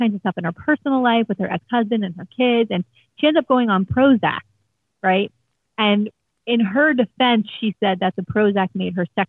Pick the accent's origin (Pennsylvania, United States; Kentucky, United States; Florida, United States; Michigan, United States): Florida, United States; Fort Lauderdale; I grew up down here in Fort Lauderdale.